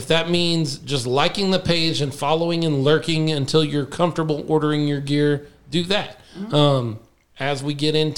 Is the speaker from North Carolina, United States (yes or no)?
no; Dallas, Texas, United States; I grew up in Dallas.